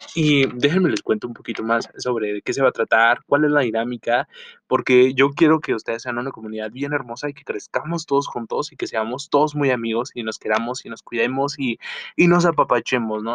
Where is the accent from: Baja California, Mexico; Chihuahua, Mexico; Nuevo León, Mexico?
Chihuahua, Mexico; soy del norte de México, específicamente la ciudad de Chihuahua